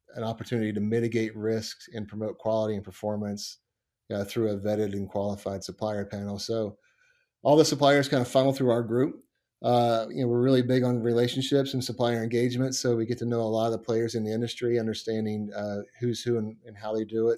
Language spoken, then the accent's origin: English; Montgomery, West Virginia, United States; growing up around Montgomery, West Virginia.